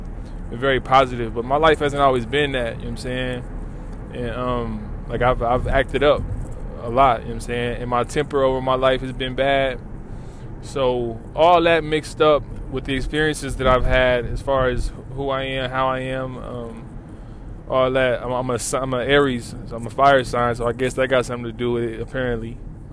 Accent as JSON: {"language": "English", "town": "Lawton", "region": "Oklahoma", "country": "United States", "moved": "as an adult", "lives_now": "Oklahoma City, United States", "said": "I'm from Lawton"}